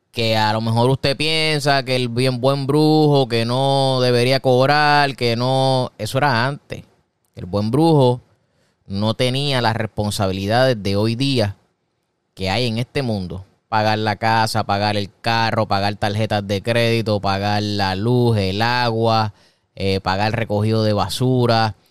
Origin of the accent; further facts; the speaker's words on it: Puerto Rico; Una persona cafetera en mi país, en Puerto Rico, es una persona que le encanta beber café.